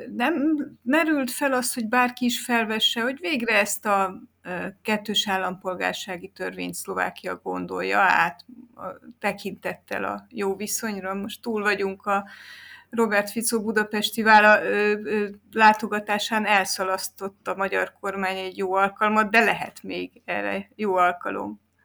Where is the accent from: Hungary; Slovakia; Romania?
Romania; én azt mondom, hogy magyar vagyok